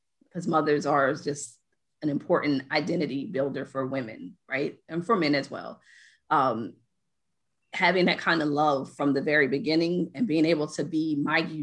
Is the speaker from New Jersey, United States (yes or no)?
yes; New Jersey, United States; I'm from Jersey